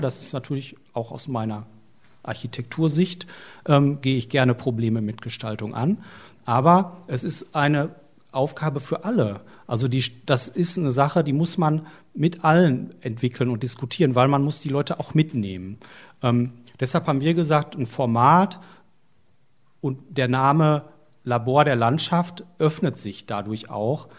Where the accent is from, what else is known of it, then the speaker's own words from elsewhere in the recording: Essen, North Rhine-Westphalia, Germany; also born or lived in Munich; ich komme aus Essen, wo ist das? Im Ruhrgebiet